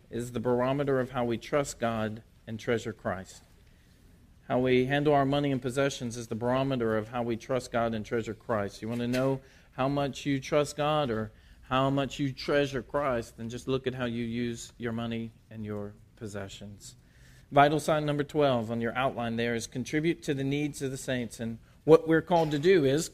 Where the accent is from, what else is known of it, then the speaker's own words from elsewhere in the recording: Port Arthur, Texas, United States; I was born in Port Arthur, Texas